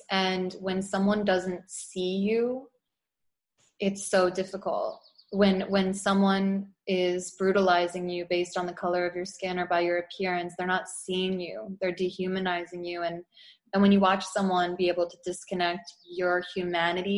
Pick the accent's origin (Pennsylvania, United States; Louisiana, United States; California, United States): Pennsylvania, United States; outside of Philadelphia; growing up outside of Philly